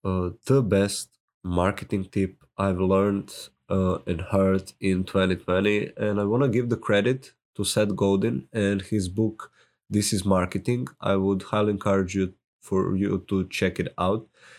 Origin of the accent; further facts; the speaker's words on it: Serbia; accent: Serbian; English is a second language; my Serbian accent might be funny to you. I say pizza, so deal with it.